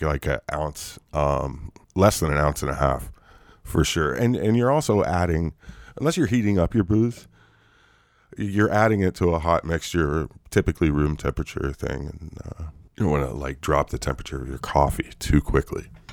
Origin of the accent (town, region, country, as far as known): United States; also born or lived in Ireland